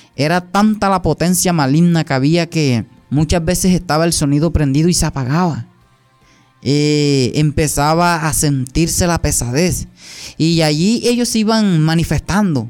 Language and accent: Spanish; near Caucasia, Antioquia, Colombia; also born or lived in San Pedro, Sucre, Colombia; soy nacido allá y también criado en, Antioquia, en una parte de Antioquia, la vía Caucasia